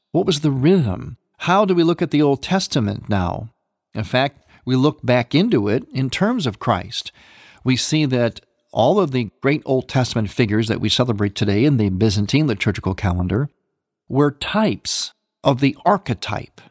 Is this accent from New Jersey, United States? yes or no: no; Cleveland, Ohio, United States; moved away; my hometown of Cleveland